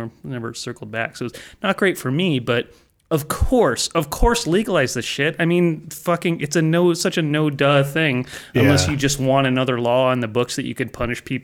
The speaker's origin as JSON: {"language": "English", "town": "Ukiah", "region": "California", "country": "United States", "tie": "born or raised there", "said": "growing up in Ukiah, California"}